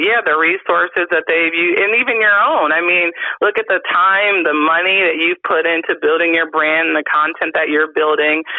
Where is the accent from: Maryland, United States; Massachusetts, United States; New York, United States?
Maryland, United States; Montgomery County; I am originally from Montgomery County, Maryland